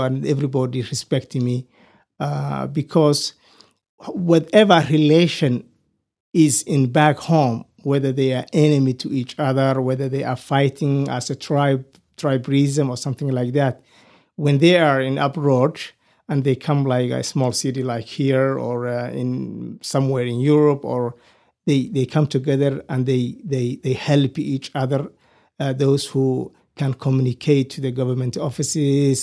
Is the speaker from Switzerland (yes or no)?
no; Somalia; moved away as an adult; also born or lived in Nairobi, Kenya / Michigan, United States; now in Amarillo, United States; I grew up in Somalia, East Africa, and I came in the United States, uh, in April two thousand and nine.